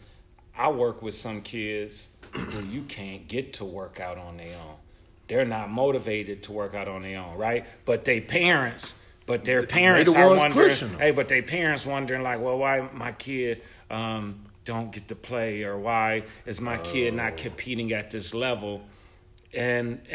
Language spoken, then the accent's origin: English; Buffalo, New York, United States; I'm from Buffalo